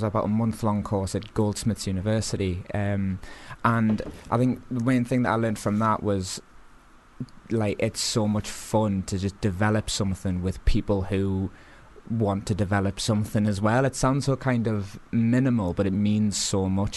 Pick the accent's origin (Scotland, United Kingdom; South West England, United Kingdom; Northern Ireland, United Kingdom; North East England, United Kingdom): North East England, United Kingdom; Blyth; moved away as an adult; also born or lived in Newcastle / Cramlington; now in London, United Kingdom; I joined a local theatre group in my hometown, Blyth, called the Phoenix Theatre.